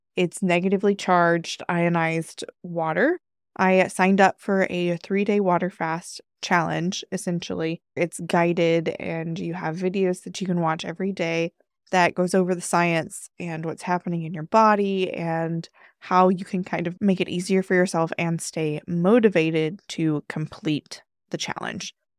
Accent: United States; our culture as an American

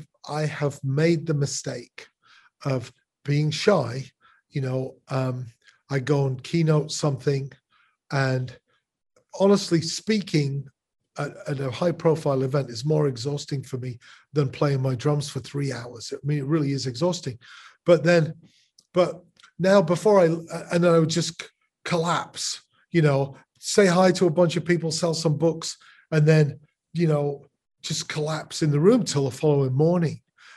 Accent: Chicago, Illinois, United States; I'm from Chicago.

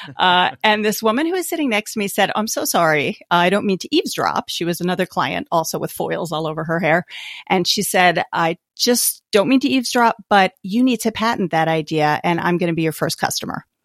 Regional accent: Albany, New York, United States; moved away as an adult; now in New Jersey, United States; I grew up in Albany, New York

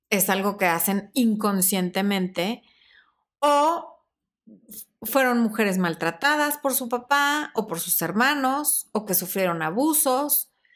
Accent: Mexico; es como los mexicanos cuando decimos este cuate, este güey

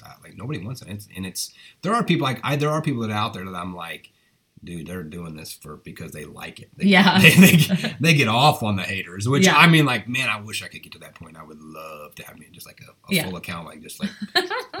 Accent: United States; as an American, like being proud to be

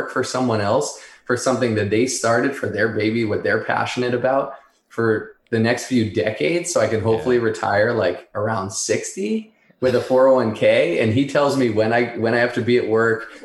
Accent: Northeast, United States; I grew up in the Northeast

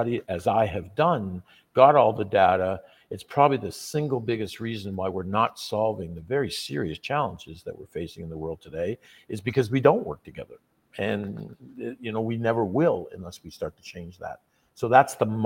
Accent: Canada; when we're born as young Canadian guys, we kind of dream of playing professional hockey.

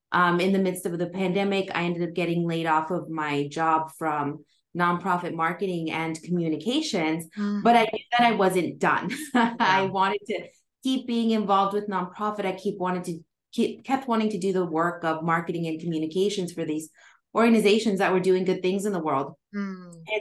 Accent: Southern California, United States; I am calling in from Southern California in the United States, right where I grew up, actually

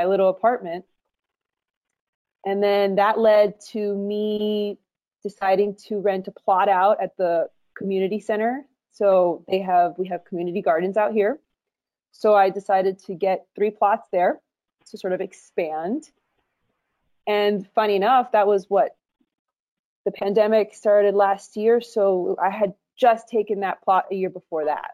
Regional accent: Miami, Florida, United States; moved away as an adult; also born or lived in Colombia; now in Los Angeles, United States; I was raised in Miami, Florida

